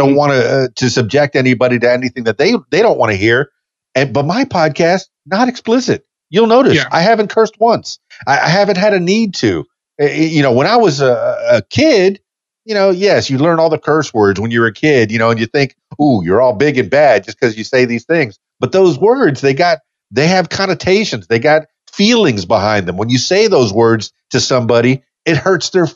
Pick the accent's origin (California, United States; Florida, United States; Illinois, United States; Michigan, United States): Florida, United States; Miami; moved away as an adult; I'm born and raised in Miami in the Florida Keys.